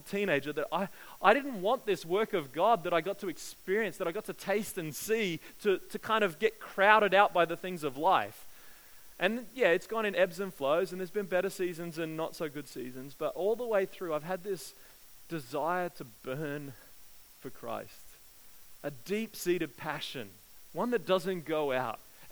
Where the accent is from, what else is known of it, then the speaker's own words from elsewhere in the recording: Australia; growing up in Australia